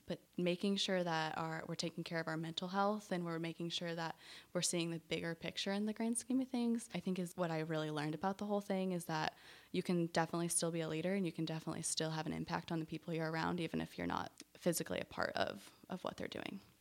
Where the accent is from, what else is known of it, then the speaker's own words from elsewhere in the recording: Illinois, United States; moved away as an adult; also born or lived in Indiana / North Carolina; now in Charlotte, United States; I grew up in a small little town in Illinois, right, uh, south of Springfield, their capital